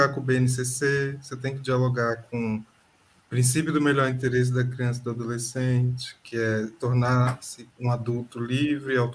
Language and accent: Portuguese; Federal District, Brazil; É, não, só eu que sou do DF.